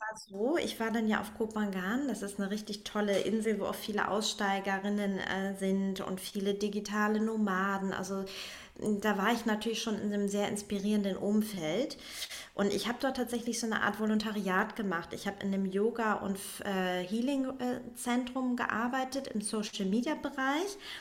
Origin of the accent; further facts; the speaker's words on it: Northern Germany, Germany; moved away as an adult; also born or lived in Berlin / Hamburg; dann bin ich nach Hamburg erstmal in Heimatnähe